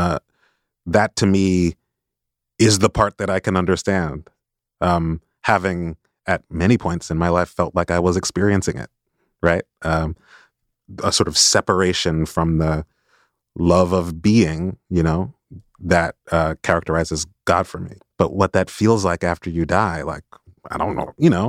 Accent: Chicago, Illinois, United States; I grew up in Chicago where there are a lot of, there were a lot of black Catholics

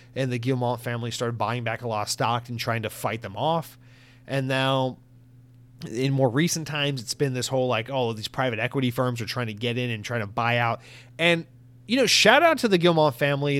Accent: United States; as an American

